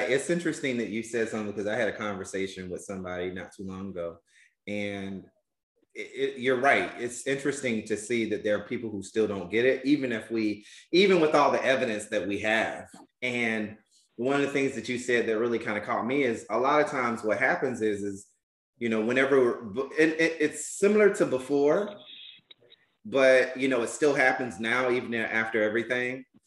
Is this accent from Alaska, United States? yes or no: no; Albany, Georgia, United States; I'm from Albany, Georgia